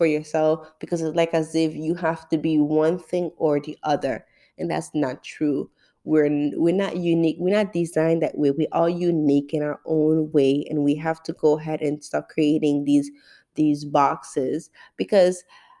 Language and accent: English; St. Martin; now in Florida, United States; My parents are born in Haiti. I grew up in St. Martin. I live in Florida.